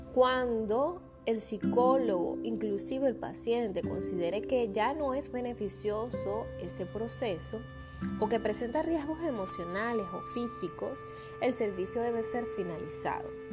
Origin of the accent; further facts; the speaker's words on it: Venezuela; yo me encuentro en Venezuela